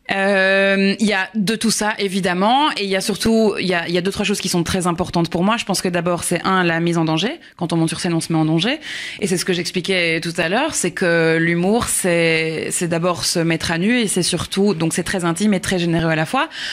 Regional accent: Belgium; accent: Belgian; now in Paris, France; je suis, je suis belge à la base

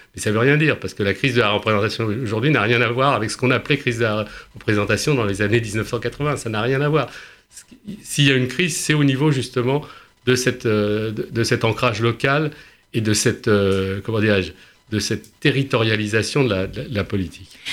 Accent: Paris, Île-de-France, France

